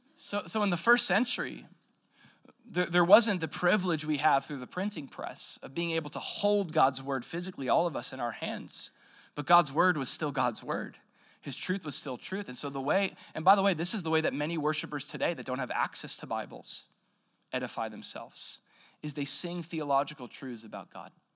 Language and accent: English; United States; we're American Christians